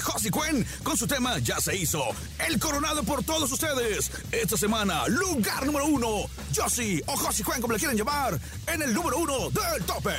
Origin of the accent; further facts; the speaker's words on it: Tampico, Tamaulipas, Mexico; soy de Tampico.